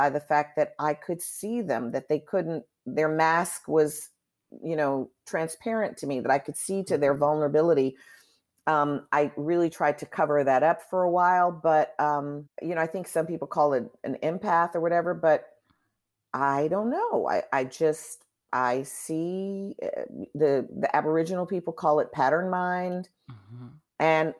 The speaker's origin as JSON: {"language": "English", "town": "Chicago", "region": "Illinois", "country": "United States", "lives_now": "New York, United States", "said": "I'm from Chicago. I've watched All My Children from the first episode, grew up watching All My Children."}